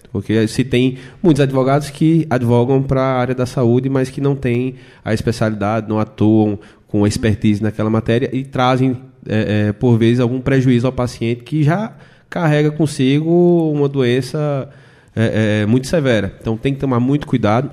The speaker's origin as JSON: {"language": "Portuguese", "town": "Belém de São Francisco", "region": "Pernambuco", "country": "Brazil", "tie": "born or raised there", "said": "eu que sou natural do Belém de São Francisco, interior de Pernambuco"}